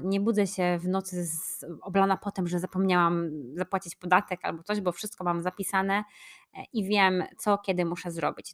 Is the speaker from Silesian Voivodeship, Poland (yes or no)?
no; Poznań, Greater Poland, Poland; moved away; mojego rodzinnego miasta Poznań